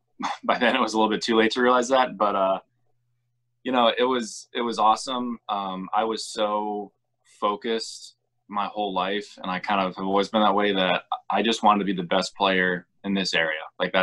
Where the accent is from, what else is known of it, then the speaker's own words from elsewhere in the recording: Virginia Beach, Virginia, United States; also born or lived in New Jersey; Obviously, I'm from Virginia Beach. I grew up there basically my whole life.